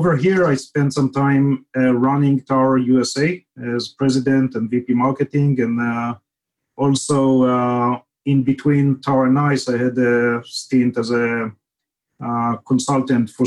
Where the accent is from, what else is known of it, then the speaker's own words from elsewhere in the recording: Israel; moved away as an adult; now in Silicon Valley, United States; grew up in Israel, as you can detect from the accent